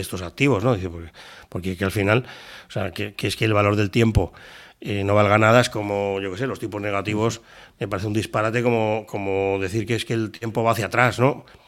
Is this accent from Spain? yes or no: yes; Spain; te miran como un español